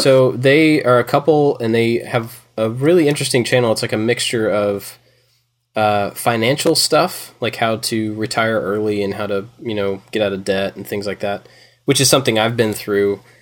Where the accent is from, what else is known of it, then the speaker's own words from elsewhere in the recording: Kentucky, United States; now in Georgia, United States; I grew up in Kentucky